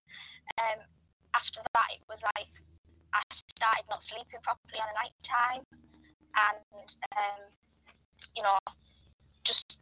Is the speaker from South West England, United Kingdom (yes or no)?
no; Darlington, North East England, United Kingdom; I am from Darlington, which is an ex-mining town in the northeast of England